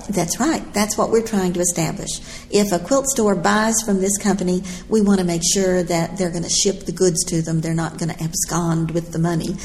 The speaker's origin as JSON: {"language": "English", "region": "Texas", "country": "United States", "said": "I'm from Texas."}